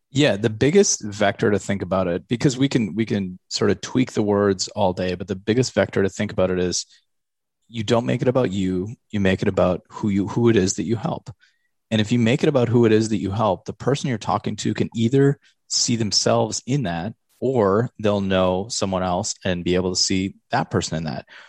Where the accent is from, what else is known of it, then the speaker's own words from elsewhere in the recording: Eau Claire, Wisconsin, United States; I grew up in Eau Claire